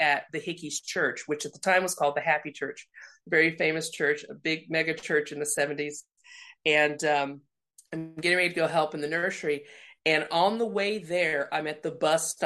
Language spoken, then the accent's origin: English; Indiana, United States; moved away; also born or lived in Colorado; my dad stayed where we grew up in Indiana, and my mom decided to start over with my sister and I in Colorado